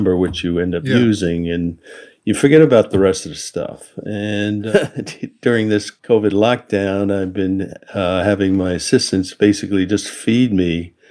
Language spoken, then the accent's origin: English; United States; I'm Japanese American.